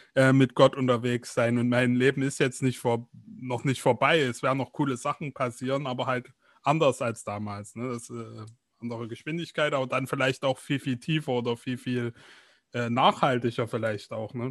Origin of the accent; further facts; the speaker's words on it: East Germany, Germany; bei uns in Ostdeutschland